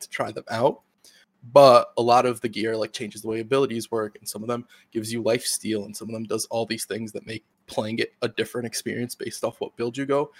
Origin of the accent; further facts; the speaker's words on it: United States; I'm an American